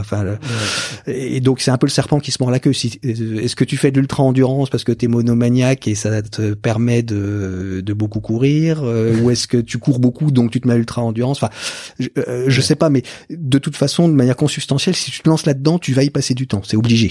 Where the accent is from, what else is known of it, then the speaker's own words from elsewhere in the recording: Burgundy, Bourgogne-Franche-Comté, France; moi je viens de Bourgogne